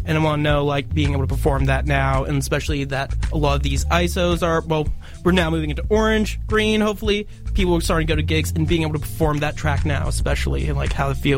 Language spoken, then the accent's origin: English; Canada; especially after being Canadian, like, growing up here, seeing the difference of, like, music cultures and stuff.